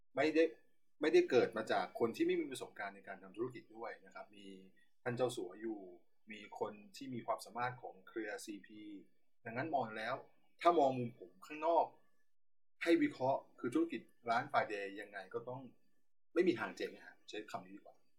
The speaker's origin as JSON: {"language": "Thai", "region": "Southern Thailand", "country": "Thailand", "said": "ผมเป็นคนใต้"}